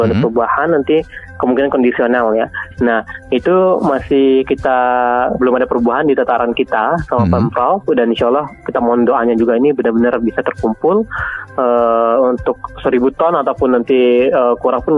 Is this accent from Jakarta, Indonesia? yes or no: no; West Sumatra, Indonesia; Itu kan memang khasnya orang kita ya Minangkabau